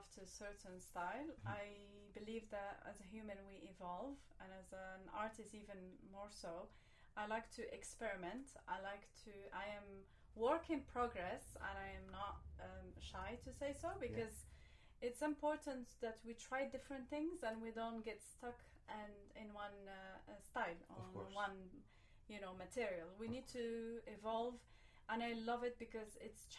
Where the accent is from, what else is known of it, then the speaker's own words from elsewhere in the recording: El Jadida, Casablanca-Settat, Morocco; moved away as an adult; now in Dubai, United Arab Emirates; I'm from El Jadida, is by the sea, literally